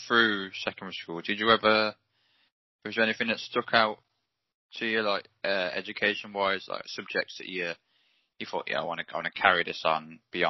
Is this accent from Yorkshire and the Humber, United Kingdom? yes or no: no; Coventry, West Midlands, United Kingdom; You went to university in my home city?